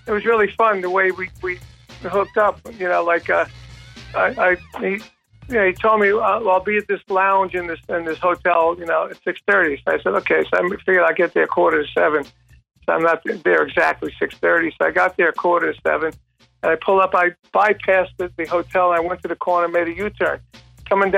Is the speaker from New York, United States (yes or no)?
yes; New York, United States; that's my hometown